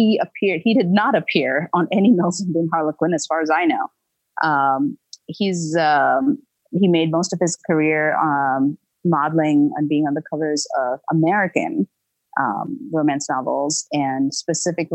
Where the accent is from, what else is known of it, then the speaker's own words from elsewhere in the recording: India; growing up in India